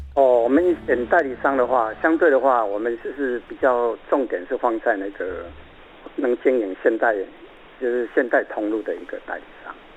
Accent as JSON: {"language": "Chinese", "country": "Taiwan", "said": "我们台湾人"}